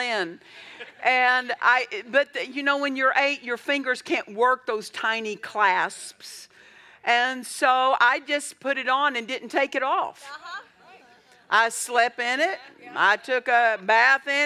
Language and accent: English; Altus, Oklahoma, United States; also born or lived in Olustee, Oklahoma; I was raised in Southwest Oklahoma, Altus, Oklahoma